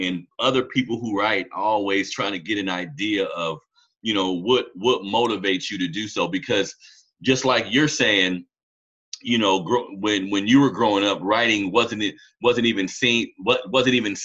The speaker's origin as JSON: {"language": "English", "town": "Sacramento", "region": "California", "country": "United States", "tie": "born or raised there", "said": "I grew up in California, Sacramento, California"}